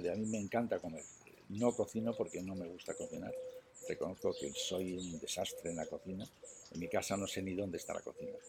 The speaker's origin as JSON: {"language": "Spanish", "town": "Astorga", "region": "Castile and León", "country": "Spain", "said": "dices, soy de Astorga, mantecadas?"}